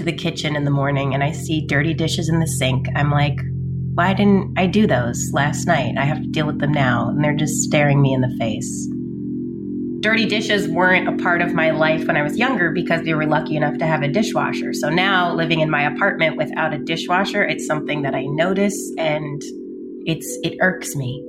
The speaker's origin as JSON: {"language": "English", "region": "New York", "country": "United States", "lives_now": "Queens, United States", "said": "I live in Queens, New York. I'm originally from Long Island, New York."}